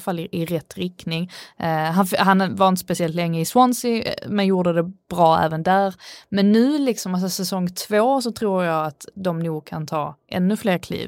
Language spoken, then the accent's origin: Swedish; Sweden; jag är svensk